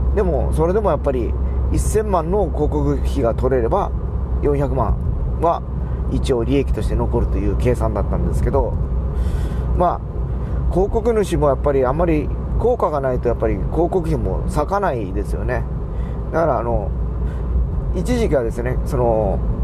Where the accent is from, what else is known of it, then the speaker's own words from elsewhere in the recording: Fukuoka, Japan; 僕らは博多の、博多っ子で博多の会社